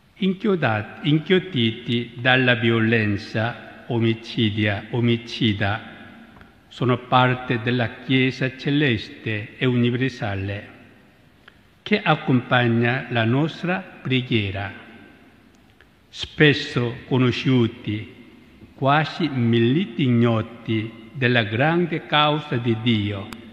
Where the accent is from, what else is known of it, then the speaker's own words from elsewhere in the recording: South Korea; now in Rome, Italy; provengo dalla Corea, una terra bagnata dal sangue dei martiri